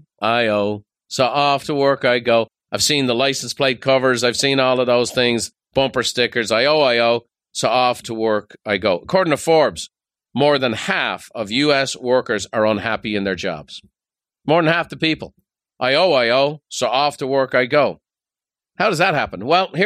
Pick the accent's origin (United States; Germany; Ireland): Ireland; Dublin, Leinster; Growing up in Dublin, there was a fella on our street.